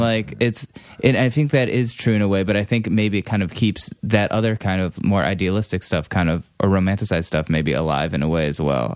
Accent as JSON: {"language": "English", "town": "Cleveland", "region": "Ohio", "country": "United States", "moved": "yes", "said": "I'm actually from Cleveland originally"}